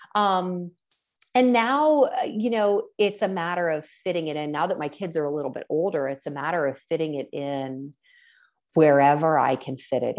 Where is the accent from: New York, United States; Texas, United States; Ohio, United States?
Ohio, United States; Columbus; my hometown of Columbus, Ohio